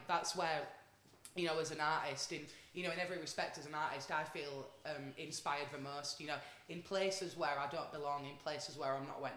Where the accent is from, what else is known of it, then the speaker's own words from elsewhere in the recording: Wakefield, Yorkshire and the Humber, United Kingdom; also born or lived in London; I'm from Wakefield, but when I'm not in the studio or on the road, I tend to split my time between Wakefield and London